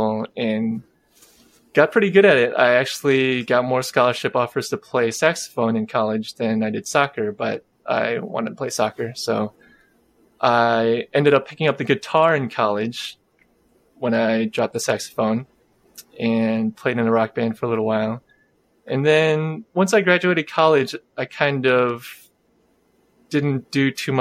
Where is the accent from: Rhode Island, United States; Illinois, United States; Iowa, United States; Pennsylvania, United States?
Illinois, United States; Chicago; I am a first generation Korean American. I was born in Chicagoland.